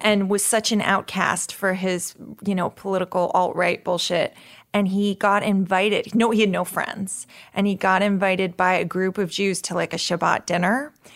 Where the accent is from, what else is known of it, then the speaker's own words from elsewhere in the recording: New York, United States; When I grew up in New York in the seventies